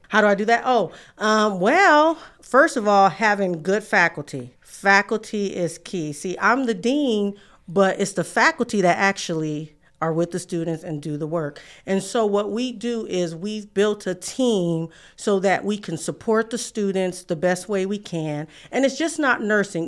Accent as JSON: {"language": "English", "town": "San Francisco", "region": "California", "country": "United States", "moved": "yes", "said": "I'm from San Francisco, California"}